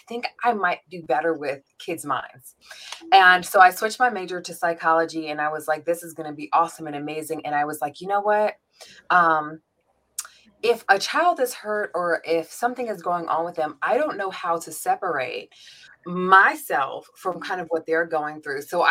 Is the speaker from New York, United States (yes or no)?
yes; New York, United States; now in Atlanta, United States; I'm originally born and raised in New York, which of course I will forever claim